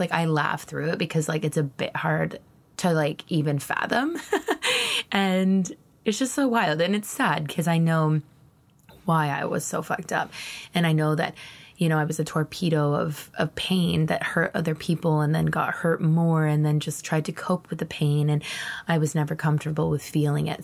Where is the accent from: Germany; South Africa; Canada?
Canada; Ontario; moved away as an adult; also born or lived in Moncton, New Brunswick; the years that I'm describing right now were actually taking place in my hometown in Ontario